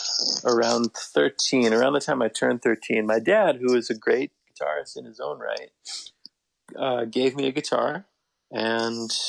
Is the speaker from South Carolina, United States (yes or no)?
no; Portland, Oregon, United States; I was growing up in Portland, Oregon